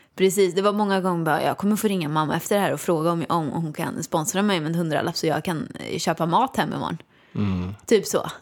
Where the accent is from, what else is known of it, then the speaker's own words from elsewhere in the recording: Åmål, Västra Götaland, Sweden; moved away; jag kom ju från Åmål, gick på Balettakademin